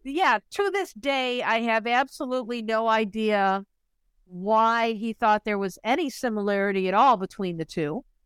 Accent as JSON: {"language": "English", "area": "Chicago suburbs", "region": "Illinois", "country": "United States", "tie": "born or raised there", "said": "a little white girl growing up in the Chicago suburbs going to a Catholic school"}